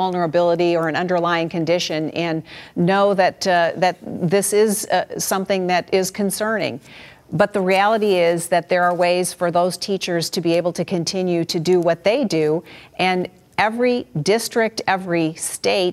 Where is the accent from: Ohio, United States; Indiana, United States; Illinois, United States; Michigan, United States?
Michigan, United States; my home state, in the city of Detroit